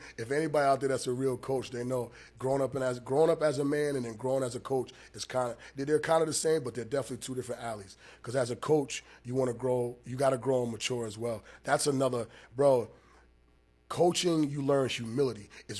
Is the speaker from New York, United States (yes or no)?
no; Maryland, United States; also born or lived in New Jersey; now in Rhode Island, United States; I went to Maryland because I grew up in Maryland when I was a baby, when I was younger.